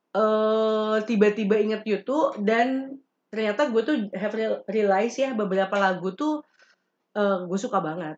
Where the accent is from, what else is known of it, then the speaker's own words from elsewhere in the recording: West Java, Indonesia; Gue orang Sunda ada di Sunda